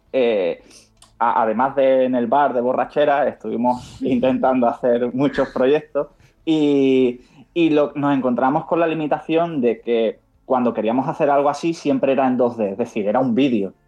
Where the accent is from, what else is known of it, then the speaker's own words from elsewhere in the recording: Cádiz, Andalusia, Spain; now in Madrid, Spain; nosotros aunque estamos en Madrid, somos de Cádiz